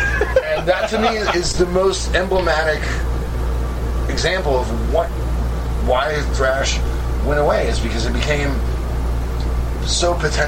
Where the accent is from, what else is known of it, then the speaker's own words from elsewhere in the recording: San Jose, California, United States; growing up in the Bay Area, where if you're from Oakland, San Francisco, San Jose, you sort of have an innate distaste for Los Angeles.